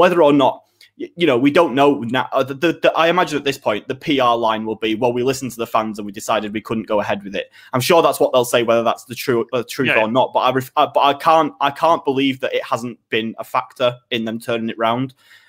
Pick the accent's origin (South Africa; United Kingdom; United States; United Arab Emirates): United Kingdom; Manchester, North West England; we're from Manchester, so we're better fans than you nonsense.